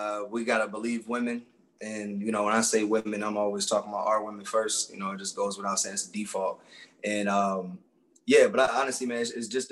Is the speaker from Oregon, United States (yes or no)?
no; Philadelphia, Pennsylvania, United States; I grew up in Roxborough section of Philly. That's Northwest